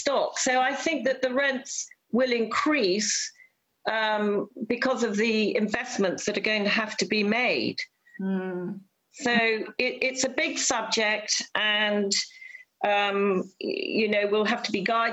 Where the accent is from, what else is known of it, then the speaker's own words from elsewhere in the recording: Peeblesshire, Scotland, United Kingdom; I was brought up in Peeblesshire, and my mother pioneered the Eastgate Theatre